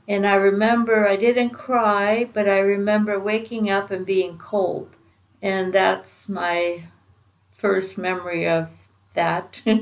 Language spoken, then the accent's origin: English; Finland; I was born in Finland